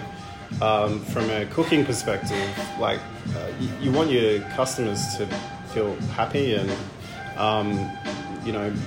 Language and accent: English; Canberra, Australian Capital Territory, Australia; also born or lived in Edinburgh; now in Melbourne, Australia; I'm from Canberra originally.